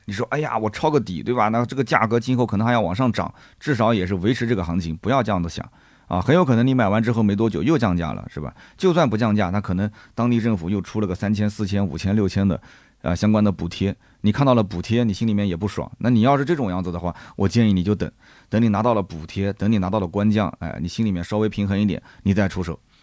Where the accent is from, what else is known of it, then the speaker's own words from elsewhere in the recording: Nanjing, Jiangsu, China; 我们南京人